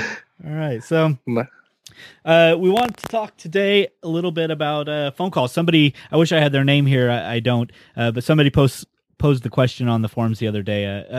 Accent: United States; also born or lived in Netherlands; I was born in Holland, military parents, or parent rather. So I lived there for a very short time, about 12 months, and I moved to the States.

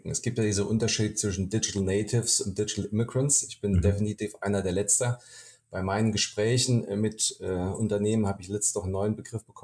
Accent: Hesse, Germany; moved away as an adult; now in Berlin, Germany; Also ich bin äh, privat gebürtiger Hesse, habe dort gelebt, meine Kindheit, ähm, bevor, bis ich äh, 2012 in meine neue Wahlheimat nach Berlin gezogen bin.

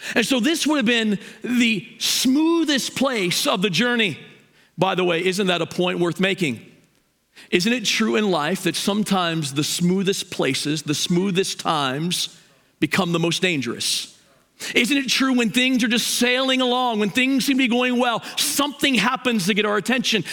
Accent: Hagerstown, Maryland, United States; now in Mansfield, United States; I'm from Hagerstown. I'm a West Ender

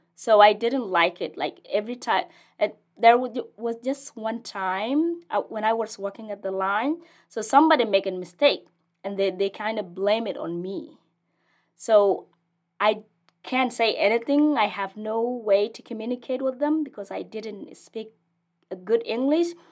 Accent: Ethiopia; English is a second language; moved away as an adult; also born or lived in South Sudan; now in Lincoln, United States; I am originally from South Sudan, and I, I was in the refugees camp for as far as I was born there, so I didn't know any other place.

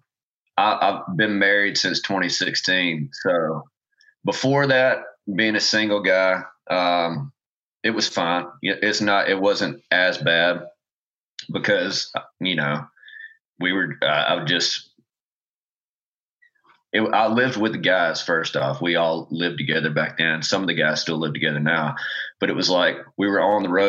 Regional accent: South Alabama, United States; moved away as an adult; now in Nashville, United States; I grew up I was born and raised in South Alabama

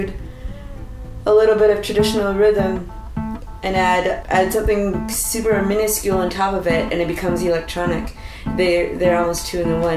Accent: North Tallcree Reserve, Northern Alberta, Canada; now in Vancouver, Canada; I'm from the North Tawkwee Reserve in Northern Alberta

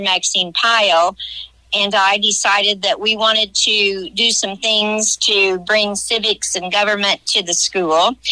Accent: Johnson City, Illinois, United States; also born or lived in West Frankfort, Illinois; Being from West Frankfort, I grew up in Johnson City

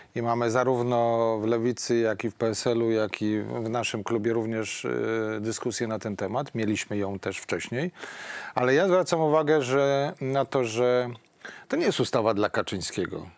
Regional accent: Poland

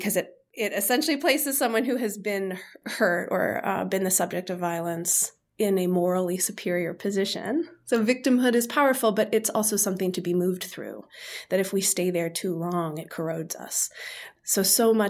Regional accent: Chicago suburbs, Illinois, United States; moved away; I was born in the Chicago suburbs and the sky is gray for 8 months of the year

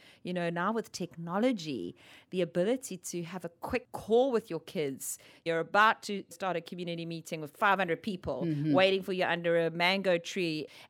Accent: South Africa; I'm from South Africa, born and raised.

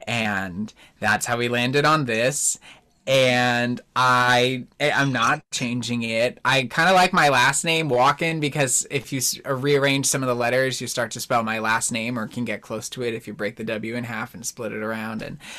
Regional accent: Naples, Campania, Italy; And then I remembered I'm from Naples, so I couldn't use that one.

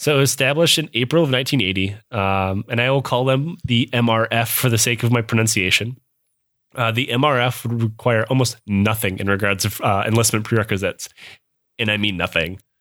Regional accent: Midwest, United States; accent: Midwest; moved away; I am from the Midwest. I still s, even though I haven't lived there in over ten years, I still sound like I'm from the Midwest.

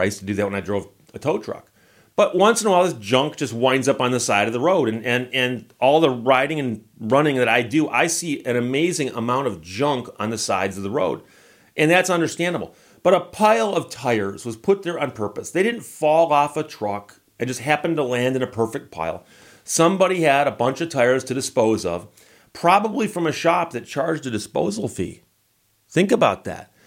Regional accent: Birmingham, Michigan, United States; I grew up in Birmingham. Birmingham is actually a county away from Detroit.

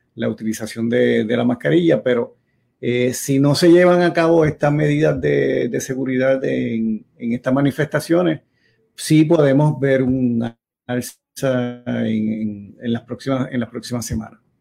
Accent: Yauco, Puerto Rico; yo cuando era niño allá en Yauco

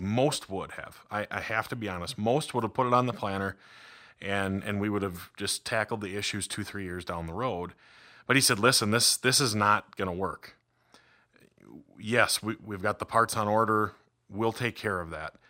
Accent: Red River Valley, United States; moved away; I grew up in the Red River Valley

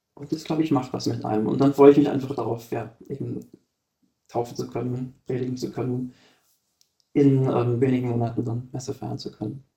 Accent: Germany; moved away as an adult; bei uns in Deutschland

